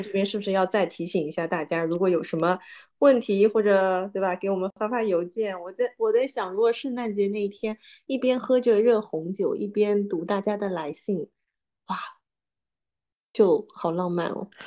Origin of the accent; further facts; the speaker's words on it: Suzhou, Jiangsu, China; 我们苏州人叫朱噜噜